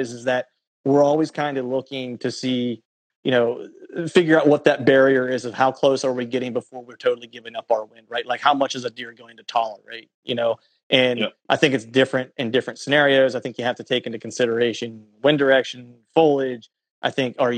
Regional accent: Pennsylvania, United States; moved away; also born or lived in Florida; where I grew up in Pennsylvania

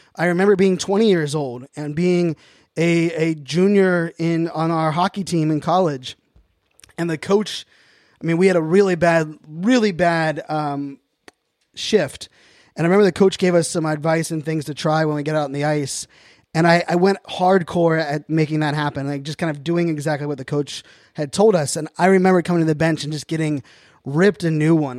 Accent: Pittsburgh, Pennsylvania, United States; now in Northern Virginia, United States; born and raised in Pittsburgh, Pennsylvania

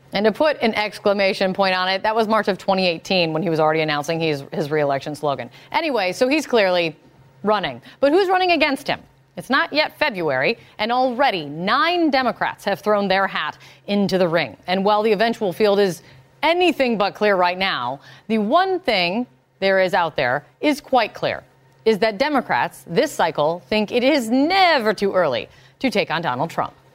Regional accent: Indiana, United States; Indiana, my home state

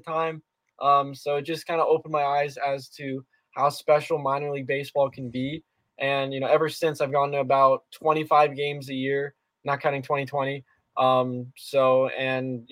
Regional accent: South Florida, United States; I was born and raised here in South Florida

